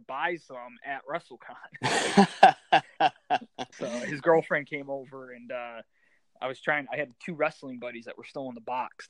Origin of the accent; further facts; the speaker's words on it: Northeast, United States; I grew up in the Northeast